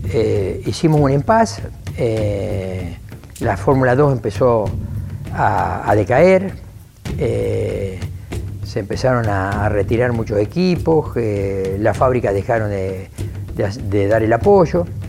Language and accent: Spanish; Lincoln, Buenos Aires Province, Argentina; fui a vivir a, a mi ciudad natal, a Lincoln, donde estoy actualmente todavía viviendo